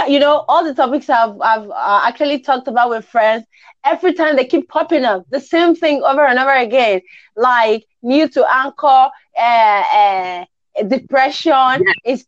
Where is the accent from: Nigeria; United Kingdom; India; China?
Nigeria; I am in Nigeria.